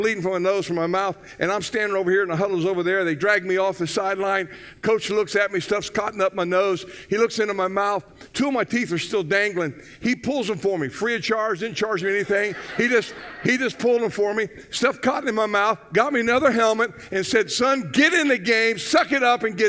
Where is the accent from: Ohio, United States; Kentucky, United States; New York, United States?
Ohio, United States; Southern; now in Florida, United States; I grew up in Southern Ohio